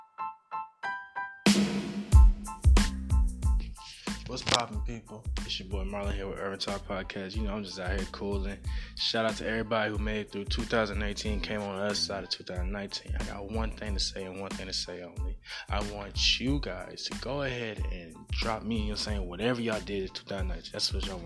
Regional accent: the South, United States; I'm from the South

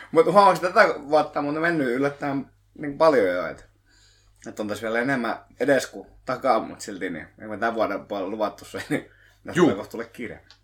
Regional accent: Lohja, Uusimaa, Finland; kun mä olen Lohjalta

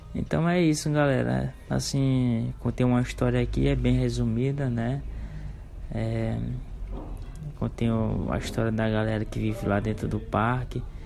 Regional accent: Barreirinhas, Maranhão, Brazil; eu sou daqui de Barreirinhas

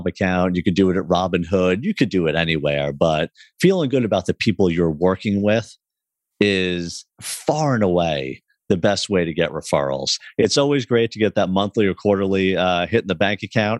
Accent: Long Island, New York, United States; my brother and I grew up on Long Island, New York

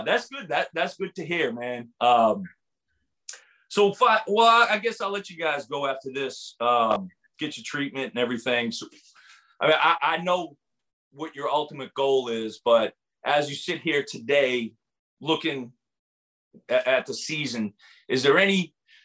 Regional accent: right outside of Boston, Massachusetts, United States; moved away; also born or lived in Fayetteville; grew up right outside of Boston

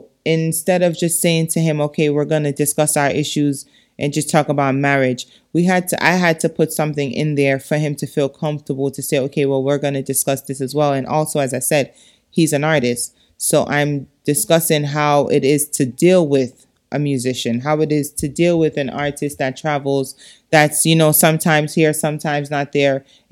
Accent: Jamaica; Because it's something that is disgusting as a Jamaican to feel like, damn, I'm here

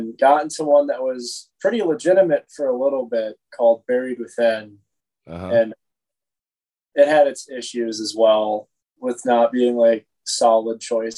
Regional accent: Minnesota, United States; now in La Crosse, United States; I'm from Minnesota

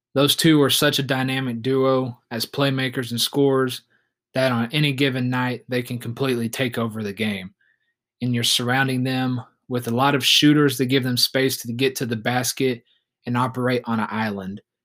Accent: Oklahoma City, Oklahoma, United States; we have my hometown team, the Oklahoma City Thunder

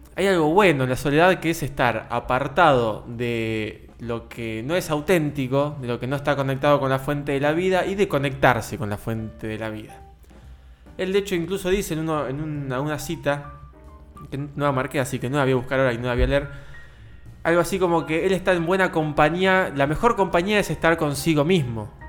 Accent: Argentina; todos nosotros como argentinos

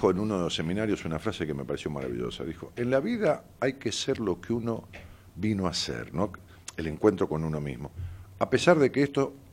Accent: Ramos Mejía, Buenos Aires Province, Argentina; iba caminando por una vereda de mi pueblo, de Ramos Mejía

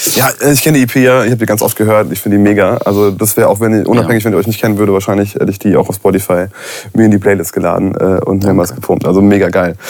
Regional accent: Rhineland-Palatinate, Germany; bei uns in der Pfalz

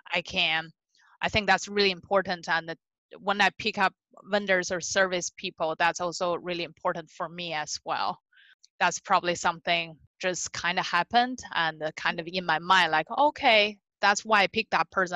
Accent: Beijing, China; English is a second language; moved away as an adult; also born or lived in California; now in United States; I was born and raised in Beijing, China

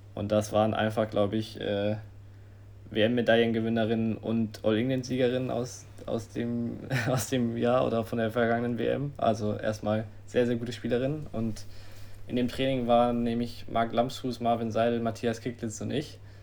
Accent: Germany; wir als Deutsche

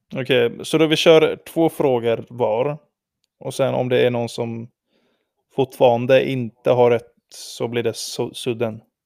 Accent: Sweden; vi är från Sverige

